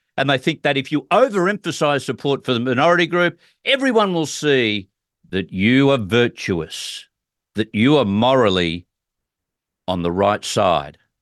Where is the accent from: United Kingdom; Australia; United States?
Australia; as an Australian looking on